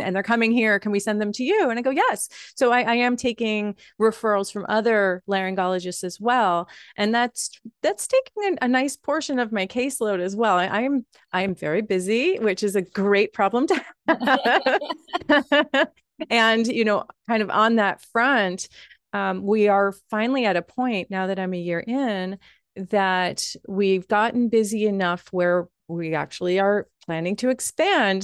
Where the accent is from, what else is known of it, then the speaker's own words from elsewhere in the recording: Wappingers Falls, New York, United States; now in Westchester County, United States; as someone who is a Hudson Valley girl, I'm from Wappingers Falls originally